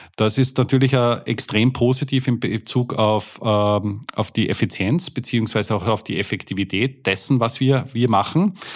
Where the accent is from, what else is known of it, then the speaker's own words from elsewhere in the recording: Austria; Wir kommen jetzt aus, aus Österreich